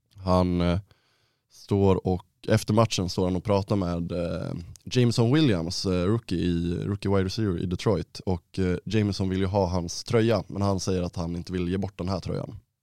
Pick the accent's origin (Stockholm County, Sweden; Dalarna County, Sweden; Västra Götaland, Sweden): Dalarna County, Sweden; Ludvika; moved away; hemma i Ludvika